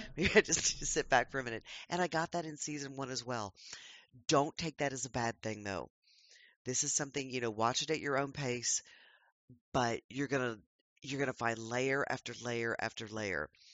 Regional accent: United States

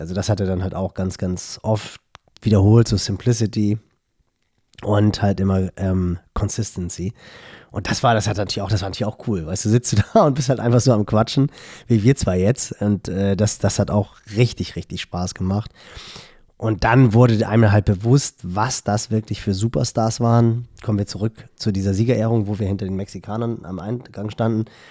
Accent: Hamburg, Germany; woher ich halt komme. Ich so, ja, Hamburgo.

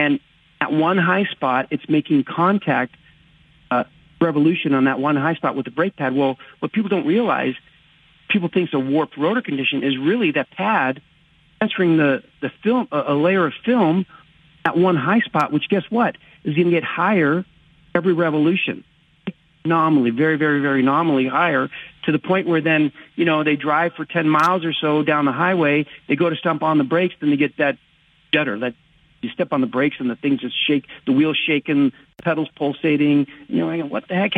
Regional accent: California, United States; moved away as an adult; now in Las Vegas, United States; I live in Vegas now, but you know, born and raised in California

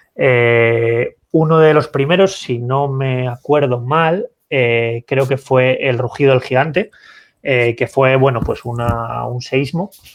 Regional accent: Santander, Cantabria, Spain; yo que soy de Santander

